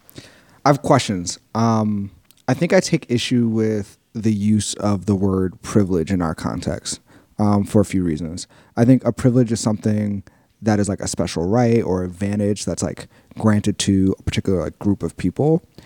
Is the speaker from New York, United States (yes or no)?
yes; New York City, New York, United States; I grew up in South Jamaica, Queens, which is a neighborhood that I know and love